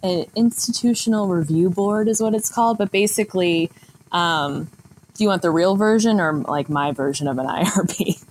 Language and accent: English; Connecticut, United States; also born or lived in Maine; I definitely consider myself a suburban Indian since I kind of grew up in the suburbs of Connecticut